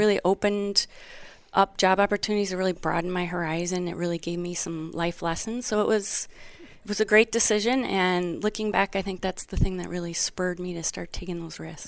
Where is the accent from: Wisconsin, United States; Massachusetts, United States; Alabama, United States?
Wisconsin, United States; moved away; where'd you grow up?" And I said, Wisconsin